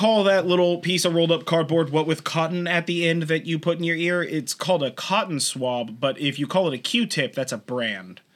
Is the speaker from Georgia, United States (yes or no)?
no; California, United States; We're from California. We sound like this. It's not an accent.